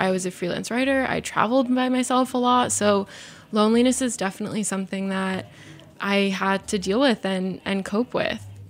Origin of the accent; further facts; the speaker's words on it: Arizona, United States; I grew up in Arizona